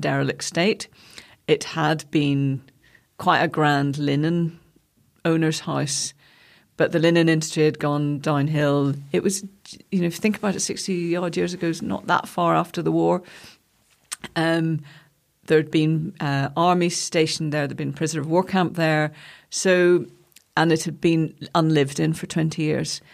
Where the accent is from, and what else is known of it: Gilford, Northern Ireland, United Kingdom; born or raised there; moved away as an adult; also born or lived in London